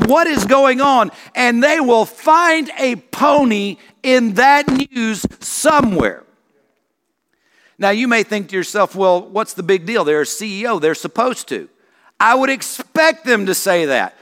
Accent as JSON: {"language": "English", "region": "South Carolina", "country": "United States", "tie": "born or raised there", "said": "I grew up in South Carolina"}